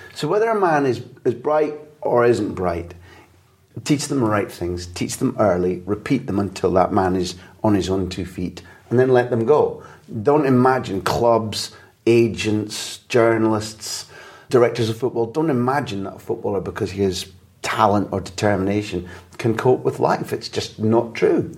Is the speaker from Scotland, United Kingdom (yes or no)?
yes; Scotland, United Kingdom; moved away as an adult; also born or lived in London / Barcelona; as a Scot